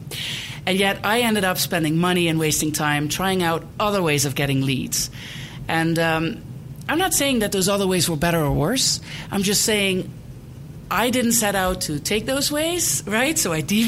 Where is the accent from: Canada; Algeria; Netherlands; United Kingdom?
Netherlands; English is a second language; moved away as an adult; also born or lived in East Coast, United States / Prescott, Arizona; now in Denver, United States; I was born and raised in the Netherlands, or Holland, as most people call it.